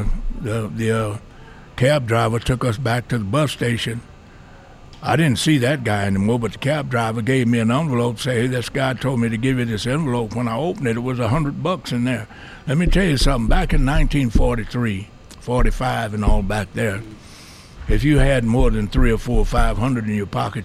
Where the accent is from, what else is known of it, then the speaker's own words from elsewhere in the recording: Oklahoma, United States; moved away as an adult; also born or lived in Texas / San Jose, California; now in Ogden, United States; I was born in Texas and raised in Oklahoma